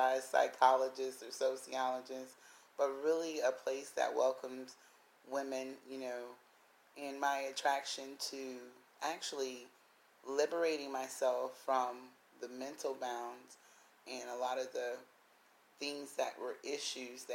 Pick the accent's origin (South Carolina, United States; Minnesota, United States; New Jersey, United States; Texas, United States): South Carolina, United States; I'm from the South Carolina